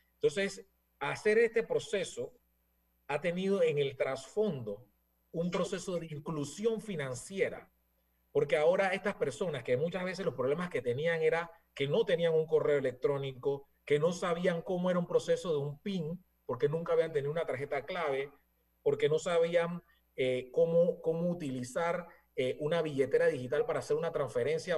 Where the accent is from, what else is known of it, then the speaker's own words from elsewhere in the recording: Panama; nosotros como panameños